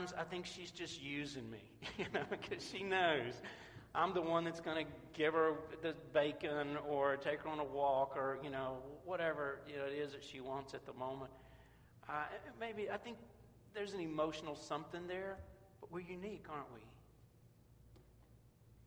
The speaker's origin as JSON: {"language": "English", "town": "Memphis", "region": "Tennessee", "country": "United States", "tie": "born or raised there", "moved": "yes", "said": "I grew up in Memphis, and we had an artesian well as our water system"}